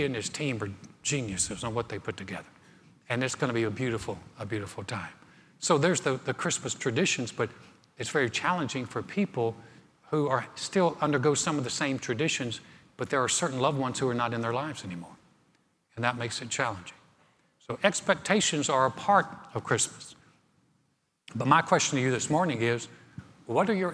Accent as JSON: {"language": "English", "region": "North Carolina", "country": "United States", "tie": "born or raised there", "moved": "yes", "said": "I grew up in North Carolina"}